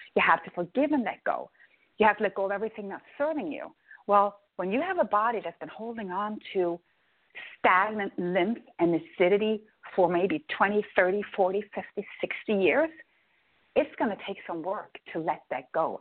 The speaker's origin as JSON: {"language": "English", "country": "Norway", "tie": "born or raised there", "said": "Norway, I'm growing up in Norway. That's potato land"}